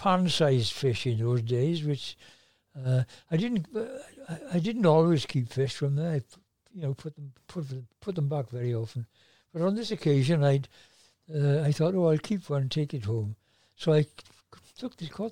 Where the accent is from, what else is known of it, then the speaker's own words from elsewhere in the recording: Tonypandy, Wales, United Kingdom; now in Tonyrefail, United Kingdom; I was from Tonopandy originally. And I lived above what was then the 50 shilling tailors